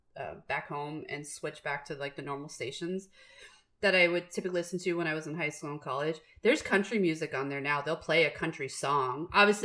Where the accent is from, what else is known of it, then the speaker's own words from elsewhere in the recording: New York City, New York, United States; also born or lived in Long Island, New York; I am from New York, the city, okay? And I went to high school on Long Island.